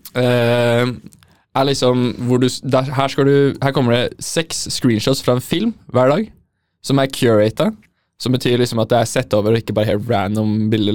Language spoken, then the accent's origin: Norwegian; Oslo, Norway; Jeg er ikke en bunadsgutt. Jeg er fra Oslo øst